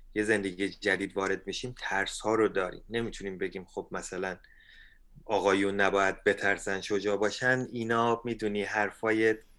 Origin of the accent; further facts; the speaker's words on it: Iran; now in Canada; ما ایرانی ها